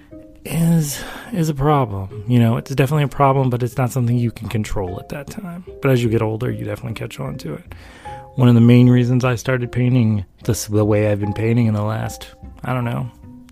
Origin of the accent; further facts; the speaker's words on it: the South, United States; I grew up in the South.